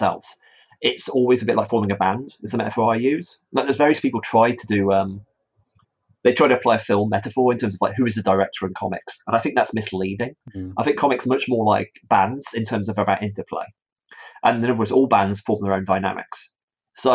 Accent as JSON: {"language": "English", "town": "Stafford", "region": "West Midlands", "country": "United Kingdom", "tie": "born or raised there", "said": "my hometown of Stafford"}